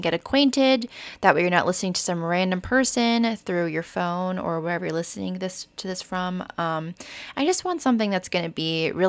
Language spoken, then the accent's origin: English; Oklahoma, United States; also born or lived in Florida; I am Vietnamese American. I'm originally from Oklahoma, moved to Florida, and now just kind of floating around the country, seeing where the world and my career takes me.